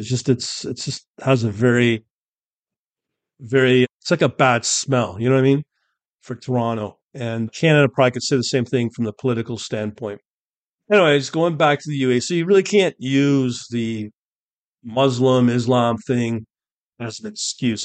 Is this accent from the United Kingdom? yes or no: yes; United Kingdom; I'm born British